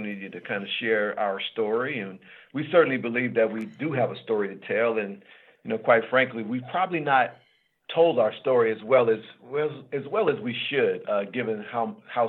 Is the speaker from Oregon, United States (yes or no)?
yes; Portland, Oregon, United States; growing up in Portland, I'm 64 years old now, so I grew up during the Civil Rights Movement.